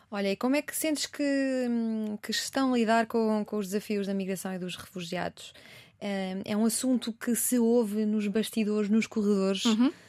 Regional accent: Portugal; Sou portuguesa

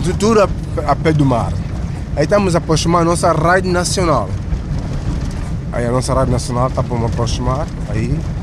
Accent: São Tomé, São Tomé & Príncipe; Nunca, nunca saí de São Tomé

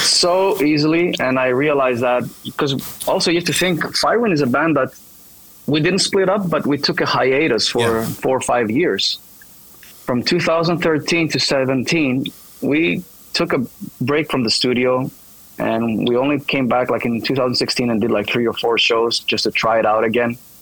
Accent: Thessaloniki, Central Macedonia, Greece; English is a second language; I'm born and raised here in Thessaloniki, so it's kind of cool to return to my hometown

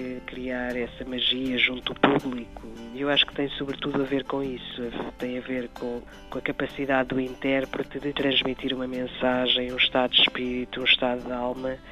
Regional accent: Portugal

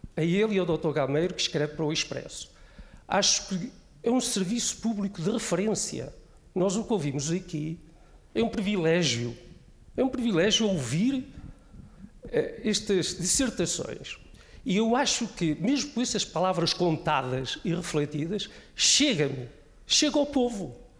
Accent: Portugal; da minha aldeia vinheteira, porque eu sou do Canha

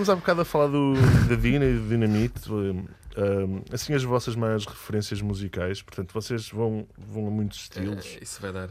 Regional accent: Porto, Norte, Portugal; sou do Porto

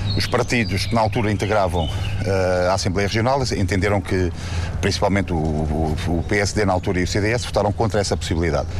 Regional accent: Madeira, Portugal; Eu, como madeirense

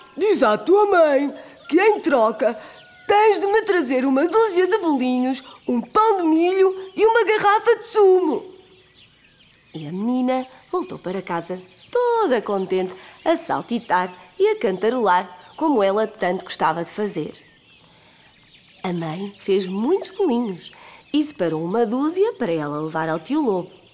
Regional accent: Aveiro, Centro, Portugal; sou de Aveiro

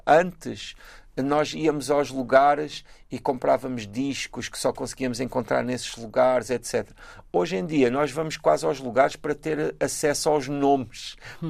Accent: Galveias, Alentejo, Portugal; moved away; also born or lived in Praia, Cape Verde; eu sei sempre que sou das Galveias

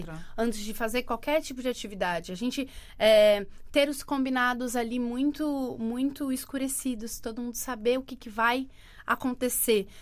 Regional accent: Santos, São Paulo, Brazil; moved away as an adult; now in Portugal; eu sou de Santos, litoral de São Paulo

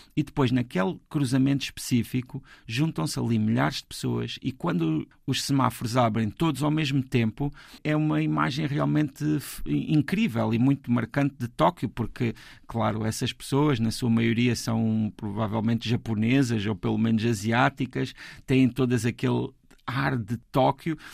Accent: Portugal; sendo portugueses e tendo a cultura que temos

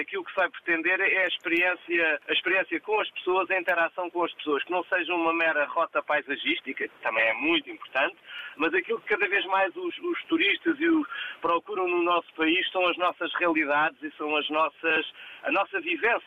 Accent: Portugal; o nosso país

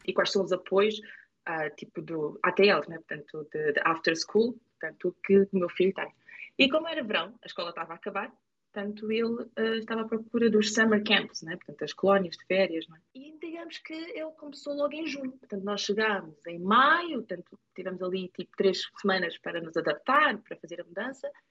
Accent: Lisbon, Portugal; accent: Portuguese; moved away as an adult; now in Morris Plains, United States; eu sou de Portugal, de Lisboa.

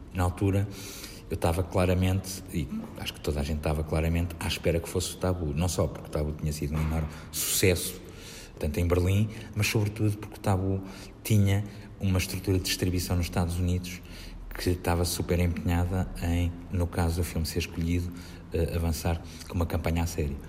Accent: Vila do Conde, Norte, Portugal; also born or lived in Águeda, Bairrada; Foi lá que eu cresci. Não, sou, não, não nasci em Vila de Conde, mas eu, eu nasci em Águeda, eu sou bairradino

